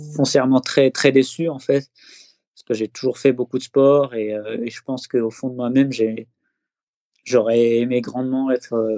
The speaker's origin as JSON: {"language": "French", "town": "Les Deux Alpes", "region": "Auvergne-Rhône-Alpes", "country": "France", "tie": "born or raised there", "also_born_or_lived": "Eybens, Isère", "said": "j'ai passé une petite dizaine d'années dans, la station des Deux Alpes, qui est, donc, qui est une station de ski à, à peu près une heure de Grenoble. C'est là que j'ai grandi avec mes parents."}